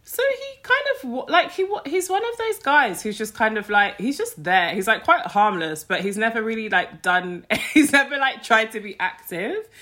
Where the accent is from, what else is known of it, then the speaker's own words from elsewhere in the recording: London, United Kingdom; I grew up in Streatham